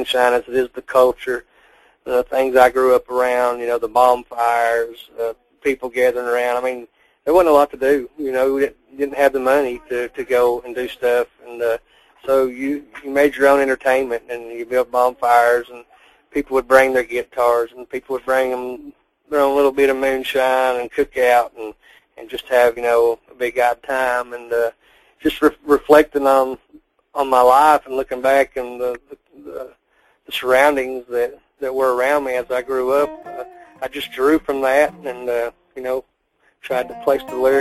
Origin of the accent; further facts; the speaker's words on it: Elkhorn City, Kentucky, United States; also born or lived in California; I moved from California when I was like 3 years old to extreme eastern Appalachian Kentucky, a little town called Elkhorn City